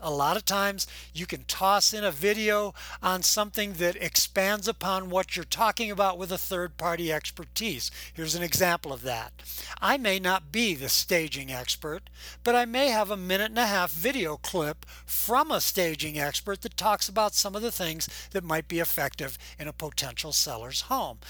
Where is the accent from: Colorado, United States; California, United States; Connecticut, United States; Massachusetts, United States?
Colorado, United States; Boulder; I'm from Boulder, Colorado